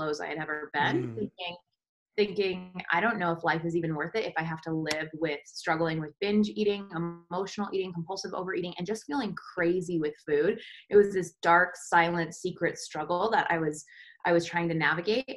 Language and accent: English; Colorado, United States; I grew up in Colorado in a small little mountain town